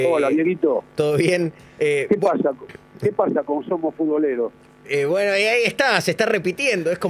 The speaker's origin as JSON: {"language": "Spanish", "country": "Uruguay"}